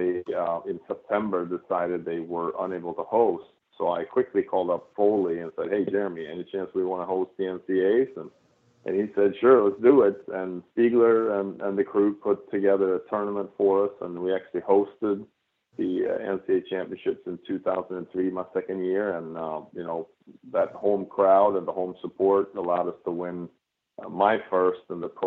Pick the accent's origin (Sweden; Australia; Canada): Sweden; moved away as an adult; now in United States; since I came from Sweden to play college tennis at Carolina